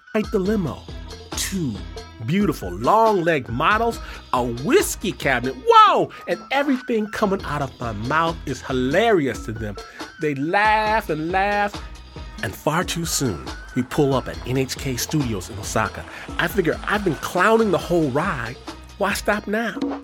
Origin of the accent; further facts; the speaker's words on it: Detroit, Michigan, United States; now in Hikone, Japan; I'm from Detroit.